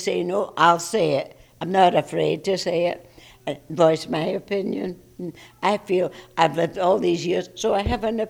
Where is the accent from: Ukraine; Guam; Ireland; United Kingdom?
United Kingdom; Scotland; No, I'm not. I'm a Scotsman.